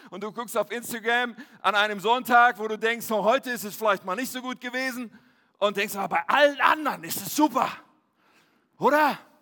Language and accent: German; Ennepetal, North Rhine-Westphalia, Germany; Ich bin ja in Nordrhein-Westfalen aufgewachsen, im wunderschönen Ennepetal